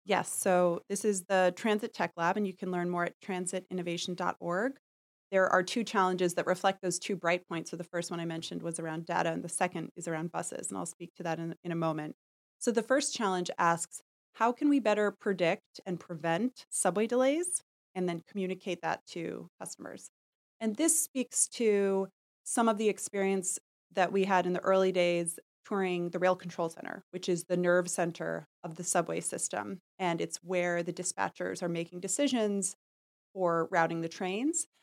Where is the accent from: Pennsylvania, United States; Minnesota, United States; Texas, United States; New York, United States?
New York, United States; New York City; I was born in Manhattan, I grew up in, in Park Slope, I've lived in the city a long time